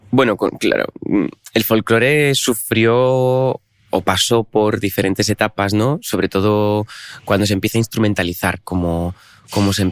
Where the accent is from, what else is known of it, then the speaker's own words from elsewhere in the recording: Rodiezmo, Castile and León, Spain; En la casa donde estábamos de pequeños en, en Rodiezmo no había sofá ni había, había la cocina o un salón con sillas.